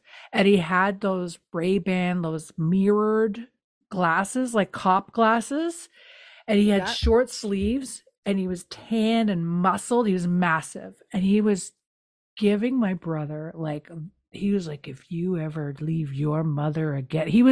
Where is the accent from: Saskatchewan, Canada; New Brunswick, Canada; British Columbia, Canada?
New Brunswick, Canada; We're from New Brunswick.